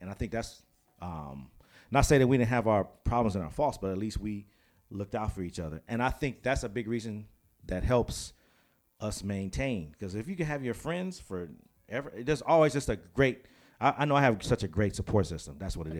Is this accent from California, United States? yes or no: yes; Pasadena, California, United States; we always point to where I grew up in Pasadena.